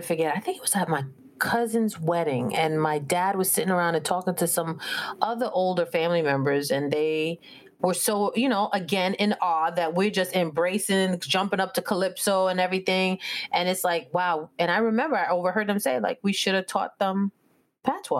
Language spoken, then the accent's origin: English; New York City, New York, United States; growing up in the Bronx, when I was younger